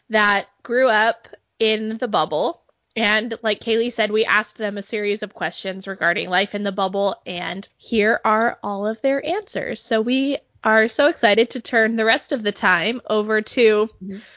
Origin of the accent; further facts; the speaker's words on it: New Hampshire, United States; I grew up very dissociated from the bubble of Utah. I grew up in New